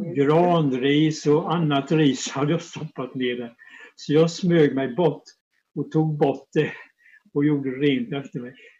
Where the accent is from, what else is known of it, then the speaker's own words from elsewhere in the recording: Jönköping, Jönköping County, Sweden; Jag kommer från själva Jönköping